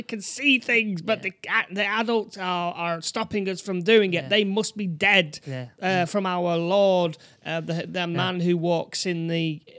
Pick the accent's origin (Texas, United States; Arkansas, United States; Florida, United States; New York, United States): New York, United States; I'm from New York, you know.